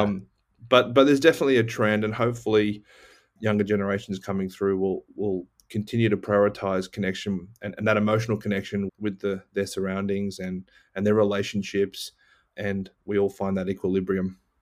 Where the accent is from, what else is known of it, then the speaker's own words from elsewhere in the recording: Cronulla, New South Wales, Australia; moved away; also born or lived in Austin, Texas, United States; being an Aussie, we lived right on, on a beach in a town called Cronulla, south